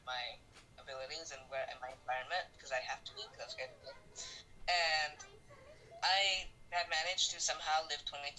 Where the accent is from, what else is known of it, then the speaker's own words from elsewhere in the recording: United States; I'm actually American, I think.